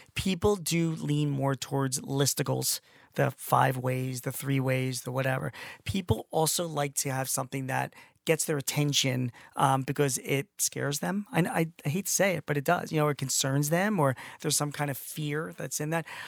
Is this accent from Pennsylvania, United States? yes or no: yes; Philadelphia, Pennsylvania, United States; I'm from Philly